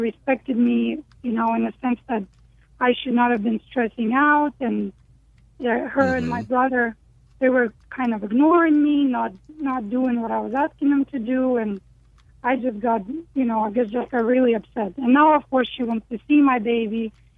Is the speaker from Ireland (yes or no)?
no; Ukraine; I am from Ukraine.